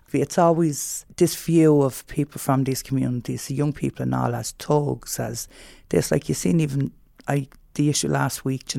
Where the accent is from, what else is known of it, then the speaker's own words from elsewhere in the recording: Dublin, Leinster, Ireland; I grew up in the North Inner City, so I was always around, as you know, the issues within the North Inner City